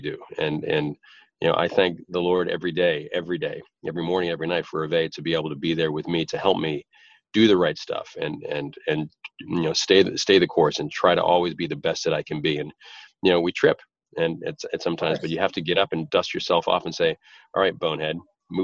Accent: Boston, Massachusetts, United States; an Irish guy from Boston

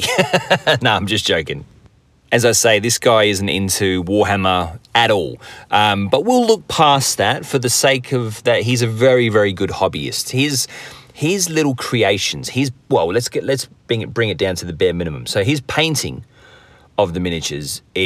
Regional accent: England, United Kingdom; I'm from England

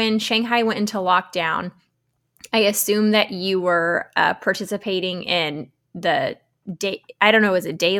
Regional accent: United States; I'm born and raised in America

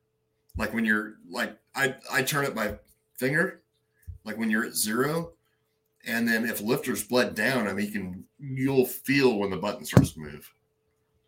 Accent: Santa Cruz, California, United States; now in North Carolina, United States; I'm from Santa Cruz, California originally

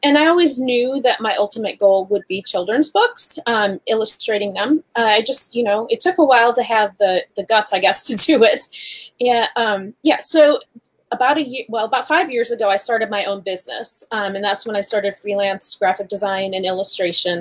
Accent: Western New York, United States; I'm from Western New York

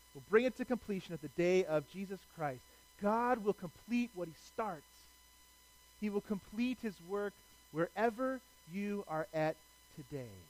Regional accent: Cleveland, Ohio, United States; I'm from Cleveland.

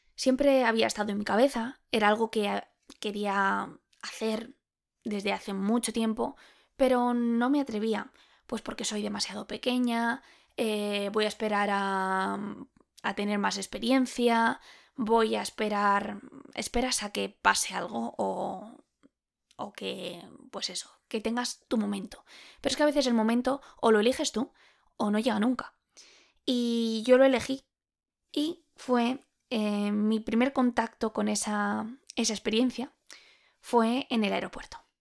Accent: Spain; soy española

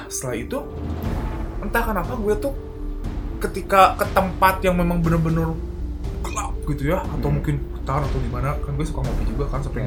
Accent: Bandung, West Java, Indonesia; di Antapani itu dulu di daerah gue

